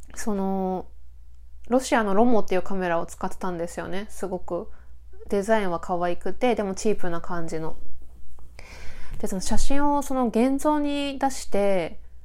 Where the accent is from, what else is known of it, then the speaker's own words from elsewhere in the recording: Akita, Japan; moved away as an adult; also born or lived in Sendai / Chigasaki; 一旦地元の秋田に帰ったんですよね。